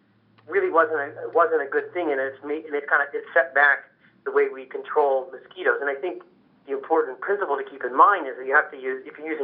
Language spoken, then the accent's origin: English; Pittsburgh, Pennsylvania, United States; my hometown in Pittsburgh